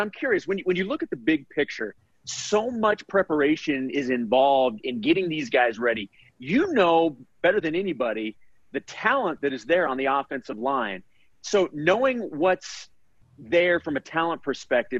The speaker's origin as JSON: {"language": "English", "town": "Kansas City", "country": "United States", "moved": "yes", "said": "We're both originally from Kansas City"}